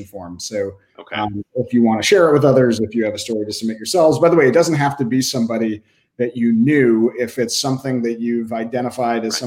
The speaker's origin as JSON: {"language": "English", "town": "Boston", "region": "Massachusetts", "country": "United States", "tie": "born or raised there", "also_born_or_lived": "Waltham, Massachusetts", "said": "the Boston Globe, my hometown newspaper"}